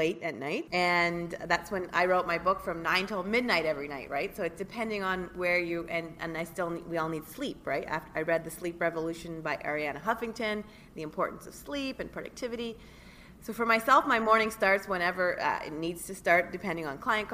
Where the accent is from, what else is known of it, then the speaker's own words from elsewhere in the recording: Switzerland; moved away; I'm originally from Switzerland